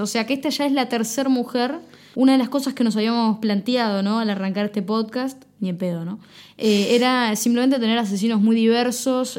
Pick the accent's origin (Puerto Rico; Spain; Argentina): Argentina; como argentino polista, modelo.